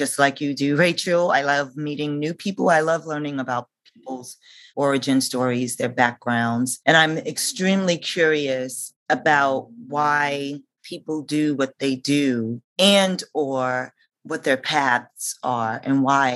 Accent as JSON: {"language": "English", "town": "New York City", "region": "New York", "country": "United States", "tie": "born or raised there", "said": "I am a New Yorker, born and bred."}